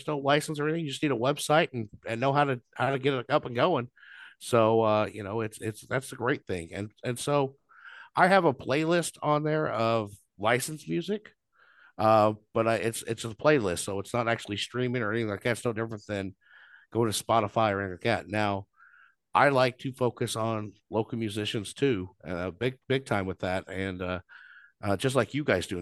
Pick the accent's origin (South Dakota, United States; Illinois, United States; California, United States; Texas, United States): Illinois, United States; Southern; moved away as an adult; also born or lived in Champaign, Illinois; now in Monticello, United States; I grew up in Southern Illinois, moved up here 15 years ago